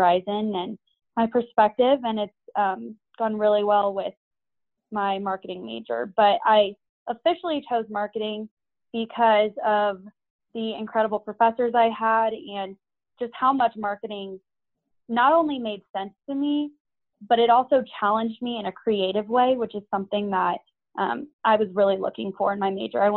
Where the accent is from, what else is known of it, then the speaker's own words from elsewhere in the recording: Denver, Colorado, United States; moved away as an adult; now in Waco, United States; I am originally from Denver, Colorado.